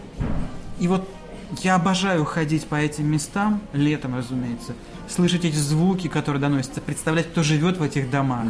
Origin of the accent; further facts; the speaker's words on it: Mytishchi, Moscow Oblast, Russia; я вырос а, в Мытищах, в рабочем поселке